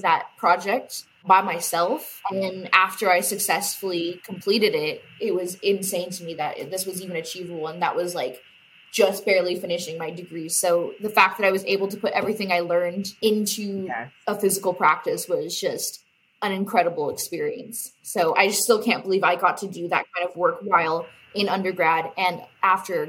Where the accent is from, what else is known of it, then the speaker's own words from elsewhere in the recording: Bakersfield, California, United States; my hometown